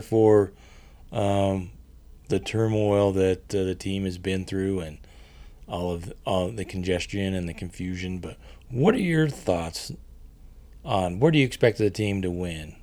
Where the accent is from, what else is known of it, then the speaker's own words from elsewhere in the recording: United States; being an American